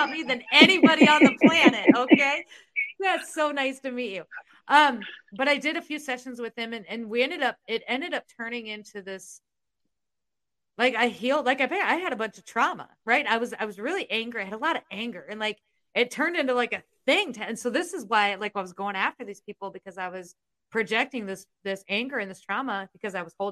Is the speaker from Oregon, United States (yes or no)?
no; Iowa, United States; where are you from? And I'm like, Iowa.